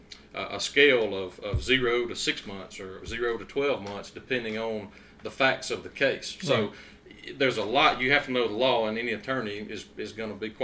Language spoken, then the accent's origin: English; Duck Hill, Mississippi, United States; also born or lived in Grenada, Mississippi; I was born in Grenada and grew up in the big city of Duck Hill